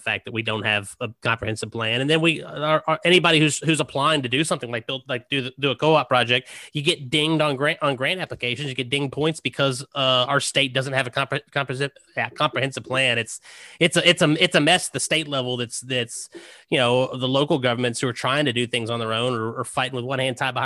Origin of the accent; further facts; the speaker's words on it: Southwestern Virginia, United States; now in Kentucky, United States; I grew up in Virginia